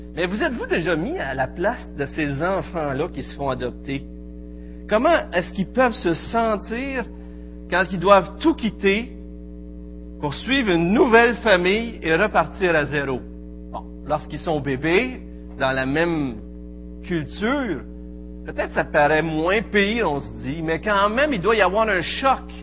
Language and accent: French; Quebec, Canada; accent: Québécois; notre bel accent québécois